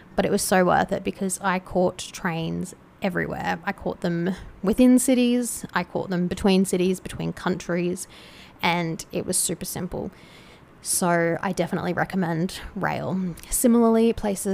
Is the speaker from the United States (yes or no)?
no; Australia; As an Australian